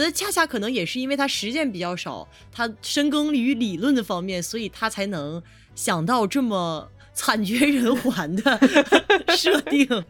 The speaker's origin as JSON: {"language": "Chinese", "region": "Shandong", "country": "China", "tie": "born or raised there", "said": "小时候在，在山东嗯。吃过那个烤"}